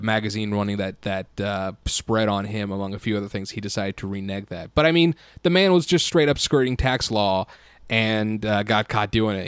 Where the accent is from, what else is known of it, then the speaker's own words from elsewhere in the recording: United States; as an American